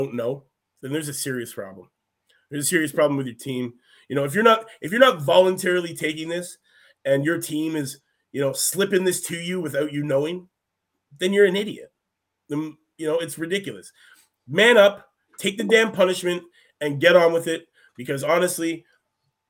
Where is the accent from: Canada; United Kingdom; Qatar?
Canada; we're from Canada